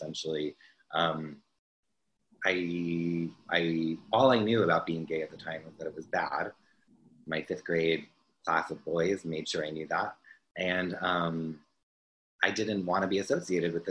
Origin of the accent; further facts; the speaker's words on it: New Jersey, United States; I was born in Jersey